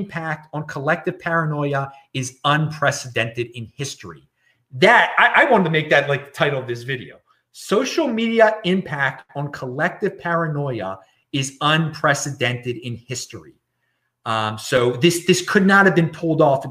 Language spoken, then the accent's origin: English; Maryland, United States; my home state of Maryland, which I'm very far away from right now. I'm in the opposite side of the country